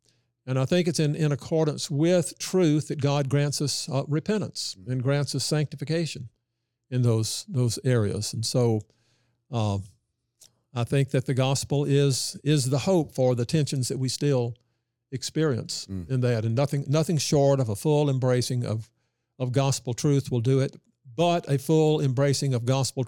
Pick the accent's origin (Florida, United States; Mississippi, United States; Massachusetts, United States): Mississippi, United States; Yeah. Well, I didn't realize what a momentous and historical time that was when I was coming up.